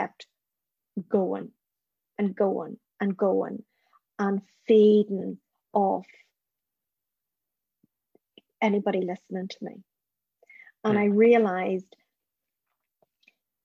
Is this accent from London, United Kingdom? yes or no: no; Northern Ireland, United Kingdom; the trauma I experienced growing up in Northern Ireland.